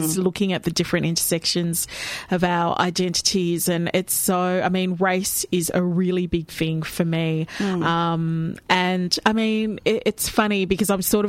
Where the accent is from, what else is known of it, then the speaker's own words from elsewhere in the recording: Melbourne, Victoria, Australia; accent: Australian; I was born and bred here in Melbourne